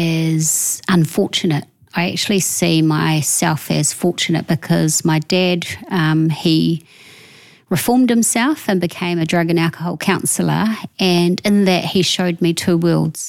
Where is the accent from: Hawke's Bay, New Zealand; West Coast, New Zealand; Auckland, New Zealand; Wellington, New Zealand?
Hawke's Bay, New Zealand; Pakipaki; I tipu ake ahau kei Pakipaki